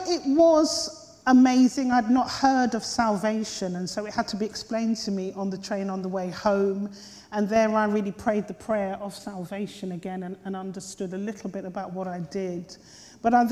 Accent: Slough, South East England, United Kingdom; also born or lived in Hammersmith, London; I actually was born in Hammersmith here in London. And my parents and I and my three sisters, we were shipped out to Slough by the time I was 4 years old

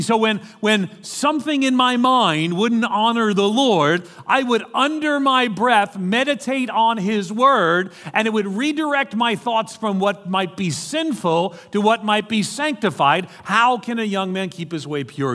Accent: New York City, New York, United States; accent: American; moved away; I grew up in, uh, in New York City.

